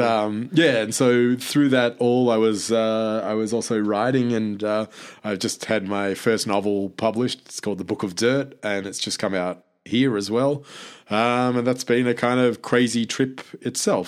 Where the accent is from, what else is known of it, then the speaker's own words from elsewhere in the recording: Australia; I'm Australian